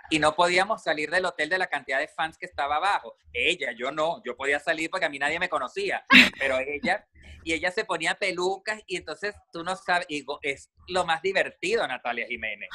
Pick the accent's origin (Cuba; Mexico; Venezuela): Venezuela; Yo soy de Venezuela